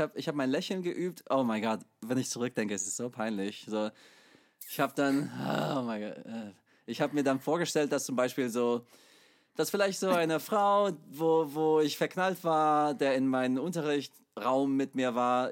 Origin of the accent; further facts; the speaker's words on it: United States; German is a second language; now in Chemnitz, Germany; ich komme aus der USA ursprünglich